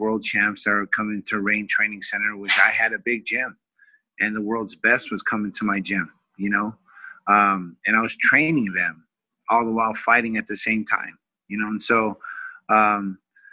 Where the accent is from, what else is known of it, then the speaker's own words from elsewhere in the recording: Vallejo, California, United States; moved away as an adult; also born or lived in Oklahoma; now in Orange County, United States; we moved to California back close to my hometown, which is Vallejo